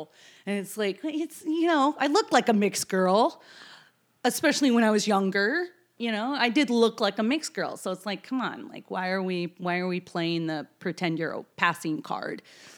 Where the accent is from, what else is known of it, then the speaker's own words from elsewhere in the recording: Seattle, Washington, United States; also born or lived in New York; Well, I grew up in Seattle first, but I went back and forth between New York and Seattle. My dad was a military guy.